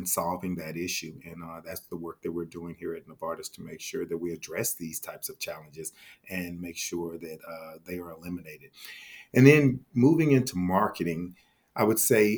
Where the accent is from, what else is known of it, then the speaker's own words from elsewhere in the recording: Fort Worth, Texas, United States; the zip code where I grew up in Fort Worth, Texas